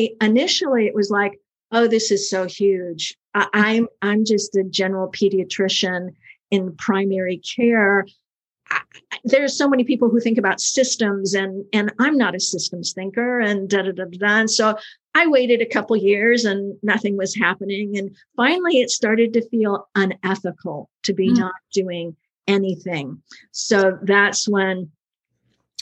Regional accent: the South, United States; I'm from the South.

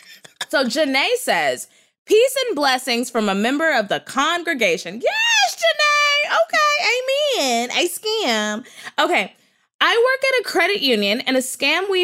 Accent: Texas, United States; now in Los Angeles, United States; I'm from Texas

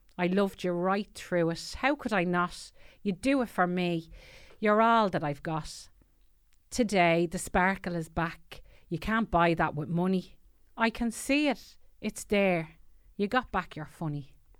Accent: Tallaght, Leinster, Ireland; also born or lived in Killinarden; now in Celbridge, Ireland; I'm from Tala originally, and I live in, uh, cholesterol now.

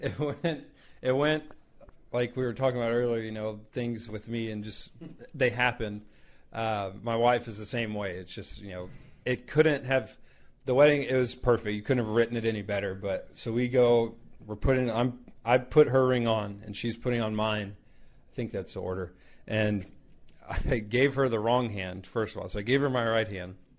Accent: Houston, Texas, United States; I'm from Houston, so the city you know, I'm not rural area. You know, it's not a lot of accents

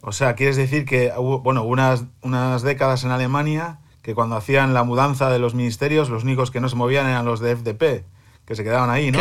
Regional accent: Santoña, Cantabria, Spain; moved away as an adult; now in Berlin, Germany; mi pueblo, en Santoña

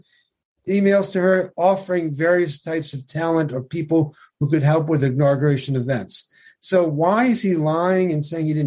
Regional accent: New York, United States; I'm a New Yorker.

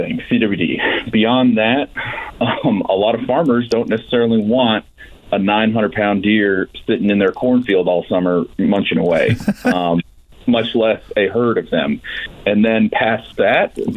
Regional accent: Florida, United States; moved away as an adult; also born or lived in California; now in Indiana, United States; I'm born and raised Florida

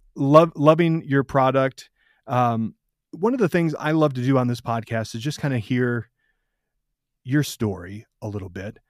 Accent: Michigan, United States; I grew up in Michigan

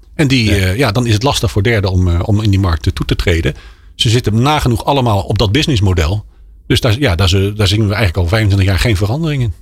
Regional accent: Netherlands; als Nederlanders

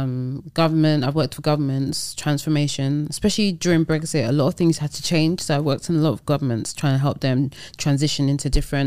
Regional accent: Nigeria; even though I'm very Nigerian, it's still, their business process is very different.

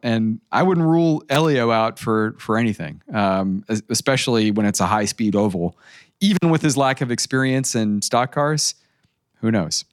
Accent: United States; as an American

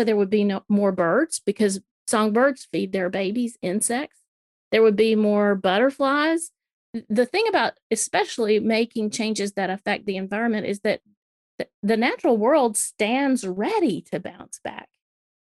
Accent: Alabama, United States; also born or lived in South Carolina; now in Tennessee, United States; I live in Tennessee. I grew up in Alabama, went to school in South Carolina, married a Georgia boy. I'm pretty Southern through and through

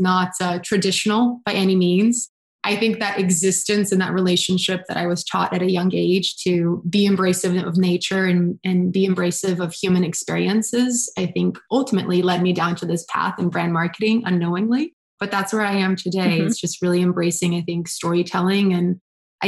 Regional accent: Brazil; moved away; also born or lived in Boston; I was born in Boston, but actually raised in Brazil

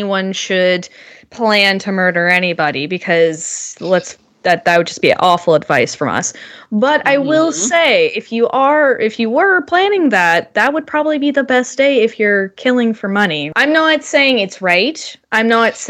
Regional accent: Canada; We're Canadian

